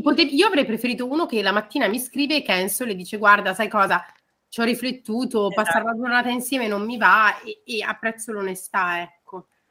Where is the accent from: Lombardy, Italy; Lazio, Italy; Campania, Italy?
Lombardy, Italy; Milan; Ve lo dico io da milanese